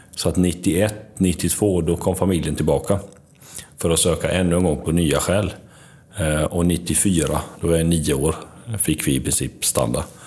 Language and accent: Swedish; Varberg, Halland County, Sweden; also born or lived in Mitrovica, Kosovo / Tvåker; vuxit upp i Varberg och en liten by utanför som heter Tvåker